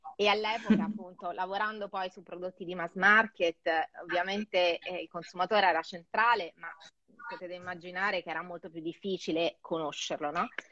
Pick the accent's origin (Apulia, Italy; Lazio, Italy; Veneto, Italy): Lazio, Italy; Rome; moved away as an adult; also born or lived in Geneva; now in Milan, Italy; E poi sono tornata a Roma, eh, appunto io sono romana, quindi sono tornata a casa